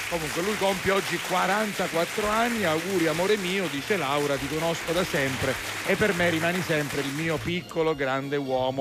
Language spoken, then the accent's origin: Italian; Catania, Sicily, Italy; quei cantastorie che io da bambino incontravo a Fero Lune in piazza Carlo Alberto. Io abitavo all'incrocio tra via eh, Filippo Corridoni e via Pacino